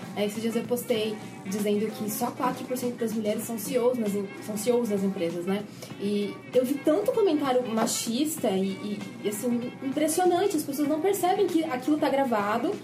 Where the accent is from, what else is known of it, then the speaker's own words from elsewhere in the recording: Bauru, São Paulo, Brazil; accent: caipira; Eu sou de Bauru, São Paulo.